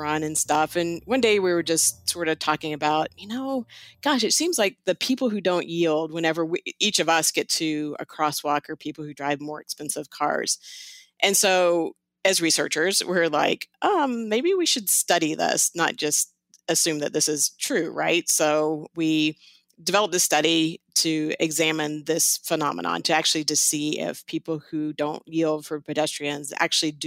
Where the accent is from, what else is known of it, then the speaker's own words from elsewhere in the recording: Houston, Texas, United States; moved away as an adult; now in Las Vegas, United States; I grew up in Houston, Texas